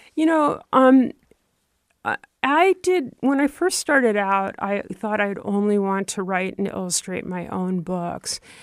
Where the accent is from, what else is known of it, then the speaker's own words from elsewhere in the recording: Troy, New York, United States; moved away; growing up in Troy, New York